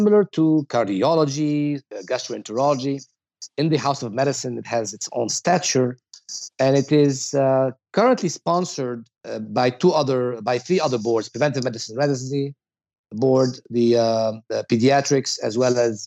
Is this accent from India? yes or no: no; Lebanon; moved away as an adult; now in United States; I was born and raised in Lebanon, and I was an international medical graduate